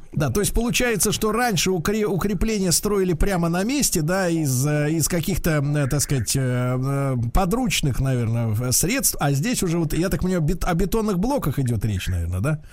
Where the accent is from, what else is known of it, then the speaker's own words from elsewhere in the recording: Saint Petersburg, Russia; о моем родном городе